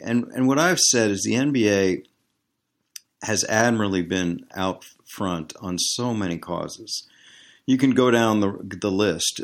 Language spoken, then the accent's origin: English; Washington, District of Columbia, United States; growing up in Washington, D C.